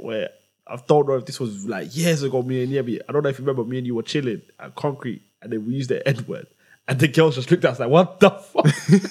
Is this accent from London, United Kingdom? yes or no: yes; London, United Kingdom; It's because I'm from Tottenham, man.